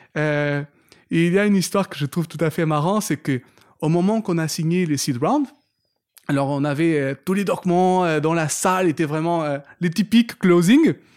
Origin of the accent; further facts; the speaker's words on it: Portugal; French is a second language; moved away as an adult; also born or lived in London; now in France; y rester toute ma vie au Portugal. J'ai grandi là-bas